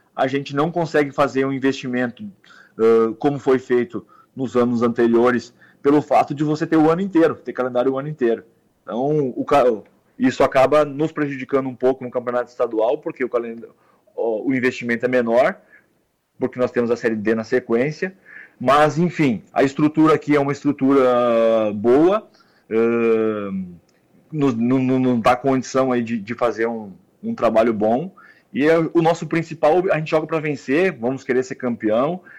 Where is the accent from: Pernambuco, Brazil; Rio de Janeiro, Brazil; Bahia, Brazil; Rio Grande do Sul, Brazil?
Rio Grande do Sul, Brazil; Caxias do Sul; Eu sou natural de Caxias do Sul